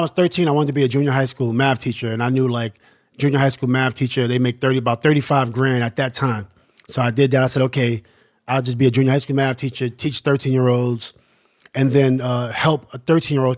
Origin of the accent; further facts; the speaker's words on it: New York City, New York, United States; growing up in Queensbridge is really interesting